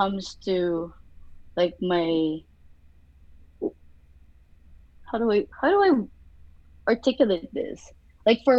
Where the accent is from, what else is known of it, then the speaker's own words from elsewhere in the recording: Philippines; moved away; growing up in the Philippines